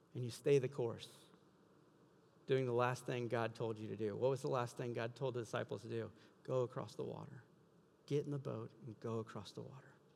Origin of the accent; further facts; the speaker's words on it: South Louisiana, United States; now in Iowa, United States; I'm from South Louisiana. We get hurricanes all the time